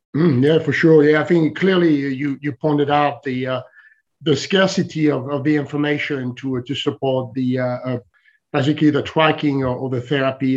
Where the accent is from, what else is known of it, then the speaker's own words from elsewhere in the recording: France; moved away as an adult; also born or lived in Silicon Valley; I'm originally from France